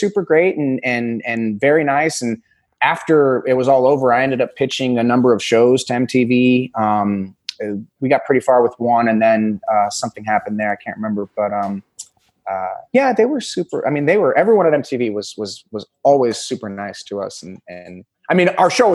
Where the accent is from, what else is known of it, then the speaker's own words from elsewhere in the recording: Northwest Indiana, United States; moved away as an adult; now in New York, United States; I grew up in Indiana. Just outside of Chicago.